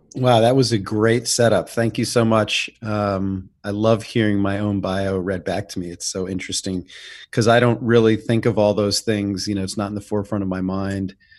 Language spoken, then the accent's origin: English; New York City, New York, United States; growing up in New York City, uh, in the seventies and the eighties